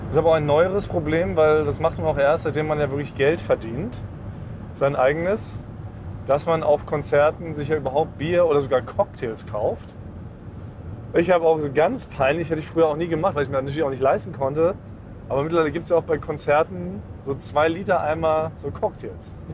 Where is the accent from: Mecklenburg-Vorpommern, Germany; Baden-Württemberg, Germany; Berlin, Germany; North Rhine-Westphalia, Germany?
Berlin, Germany; born or raised there